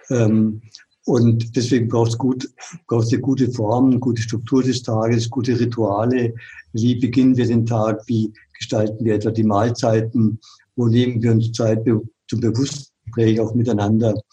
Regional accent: Munich, Bavaria, Germany; moved away as an adult; also born or lived in Franconia; Ich bin in München groß geworden, da spricht man Oberbayerisch, in Franken, die haben eine ganz andere Sprache, schon allein, das war ein Kulturschock.

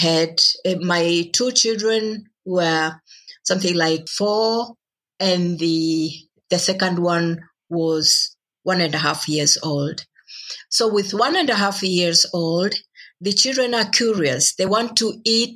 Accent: Moshi, Kilimanjaro, Tanzania; moved away; Moshi, that's my town in the northern part of Tanzania

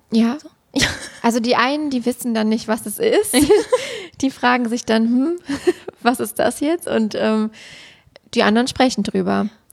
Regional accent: Siegen area, North Rhine-Westphalia, Germany; nach dem Abitur in meiner Heimat quasi geblieben, um in Siegen dann Lehramt zu studieren

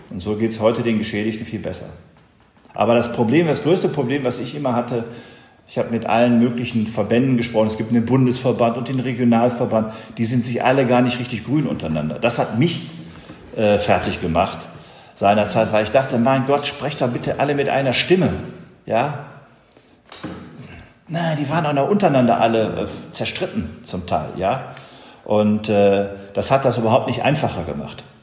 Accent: Essen, North Rhine-Westphalia, Germany; Und ich war natürlich als Junge aus dem Port, ich bin aus Essen

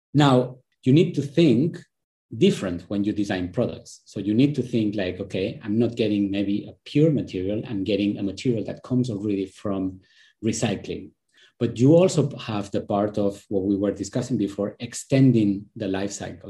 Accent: Spain; moved away; I am originally from Spain

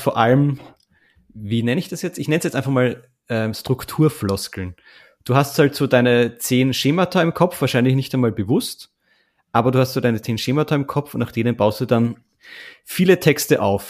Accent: Austria; als Österreicher

